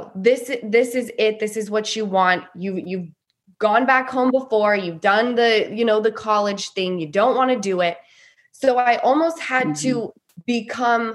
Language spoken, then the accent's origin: English; Salt Lake City, Utah, United States; I grew up in Salt Lake City, Utah